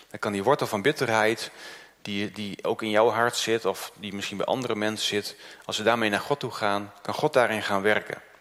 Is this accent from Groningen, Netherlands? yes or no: yes; Groningen, Netherlands; also born or lived in Noord-Holland; ik ben uit Noord-Holland eh, verhuisd naar Groningen. Ik was zeven jaar.